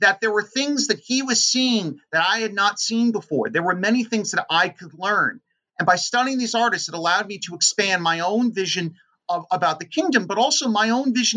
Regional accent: San Francisco, California, United States; also born or lived in Oakland, California; I was born and raised in the Bay Area in San Francisco.

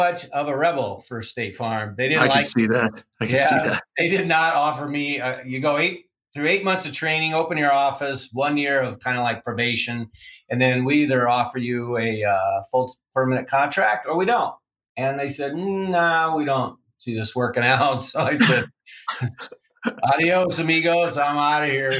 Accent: Iowa, United States; I'm from Iowa

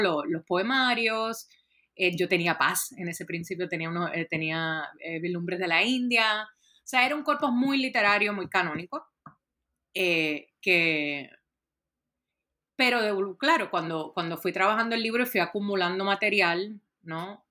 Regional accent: Puerto Rico; yo soy originalmente de Puerto Rico

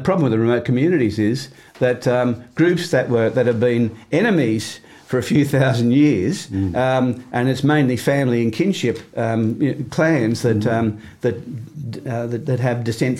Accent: Belmore, New South Wales, Australia; I grew up in Tudor Street, Belmore.

